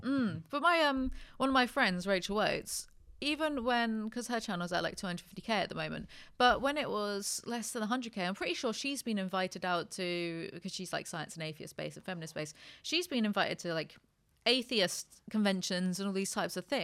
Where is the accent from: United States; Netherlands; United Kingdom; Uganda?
United Kingdom; I'm just British